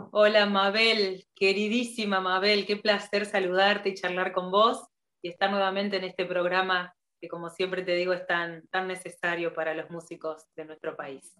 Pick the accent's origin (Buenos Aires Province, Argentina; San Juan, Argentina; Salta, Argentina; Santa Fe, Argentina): Buenos Aires Province, Argentina; Bragado; moved away; mi ciudad natal, Bragado